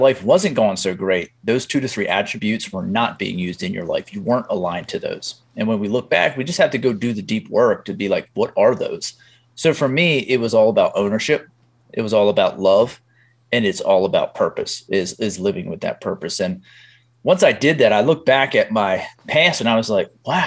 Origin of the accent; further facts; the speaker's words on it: Pennsylvania, United States; I grew up in blue collar Pennsylvania